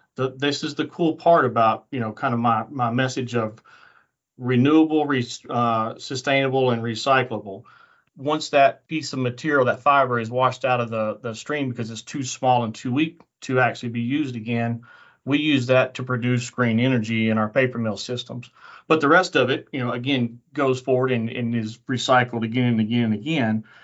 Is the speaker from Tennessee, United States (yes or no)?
yes; Middle Tennessee, United States; moved away; also born or lived in Auburn, Alabama; I grew up in Middle Tennessee